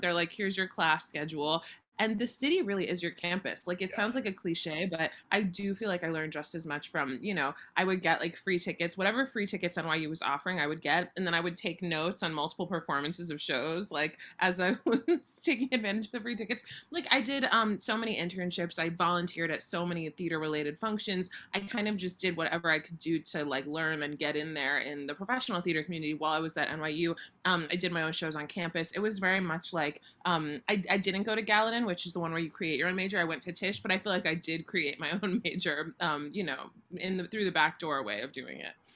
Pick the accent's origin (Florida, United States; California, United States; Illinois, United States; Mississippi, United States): Florida, United States; Boca Raton; I grew up in Boca Raton, Florida